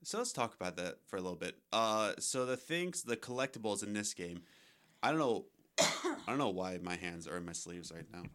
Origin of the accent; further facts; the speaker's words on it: United States; I'm an American